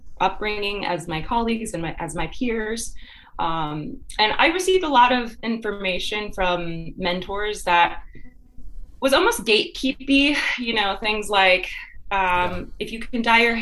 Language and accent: English; Grand Rapids, Michigan, United States; I originally grew up in Michigan. I'm from Grand Rapids, Michigan